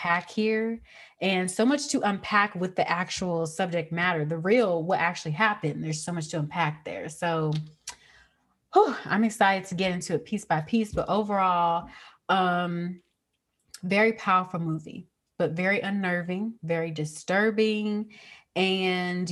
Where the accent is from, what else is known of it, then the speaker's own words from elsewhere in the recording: the South, United States; I grew up in the South.